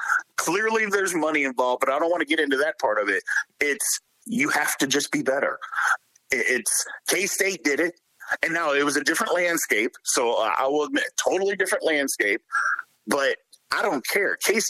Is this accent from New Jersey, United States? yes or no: no; Louisville, Kentucky, United States; I'm from Louisville, so I've been a fan of Louisville.